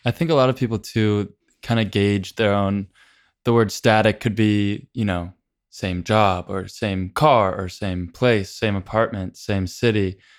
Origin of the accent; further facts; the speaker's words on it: San Diego, California, United States; I grew up in San Diego